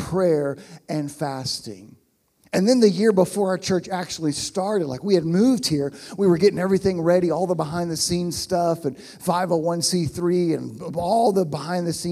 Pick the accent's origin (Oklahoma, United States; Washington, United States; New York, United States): Oklahoma, United States; moved away as an adult; also born or lived in Pittsburgh, Pennsylvania; I'm from Oklahoma, although not here